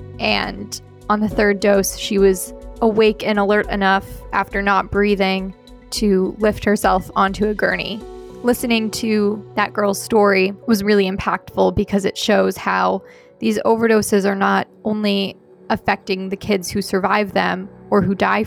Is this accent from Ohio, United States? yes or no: yes; Ohio, United States; also born or lived in Appalachia; now in Dallas, United States; I'm originally from Ohio